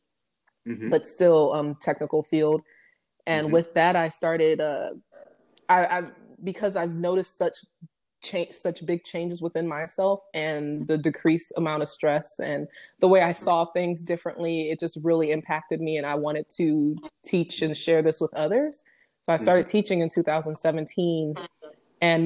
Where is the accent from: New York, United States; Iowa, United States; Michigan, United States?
Michigan, United States; Detroit; also born or lived in Flint, Michigan; growing up in Detroit